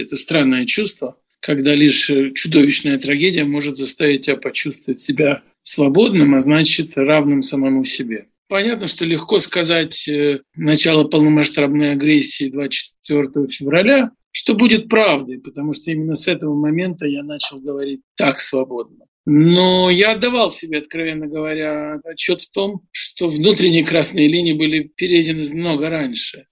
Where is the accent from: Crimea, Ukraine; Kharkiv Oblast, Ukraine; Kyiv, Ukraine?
Kyiv, Ukraine; moved away; also born or lived in Moscow; я родился, вырос в Киеве, сформировался